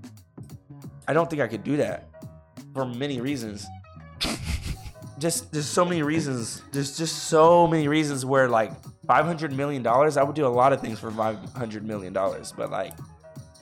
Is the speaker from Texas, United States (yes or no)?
yes; Texas, United States; I'm from Texas